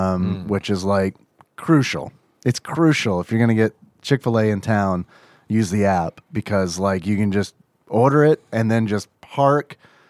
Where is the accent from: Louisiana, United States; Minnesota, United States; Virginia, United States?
Louisiana, United States; moved away; there was this place in my hometown in Louisiana called Taco Tico.